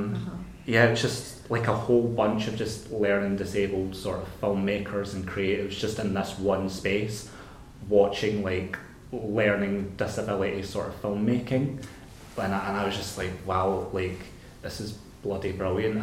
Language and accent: English; Glasgow, Scotland, United Kingdom; my hometown of Glasgow